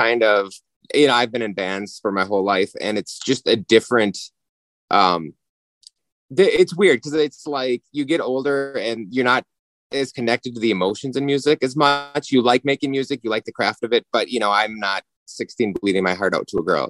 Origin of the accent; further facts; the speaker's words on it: Minnesota, United States; we're from Minnesota